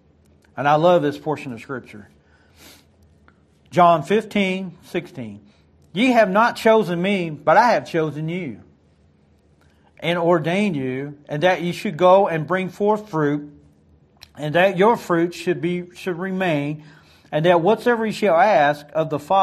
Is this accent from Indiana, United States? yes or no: no; Detroit, Michigan, United States; born there; I was born outside of Detroit, Michigan.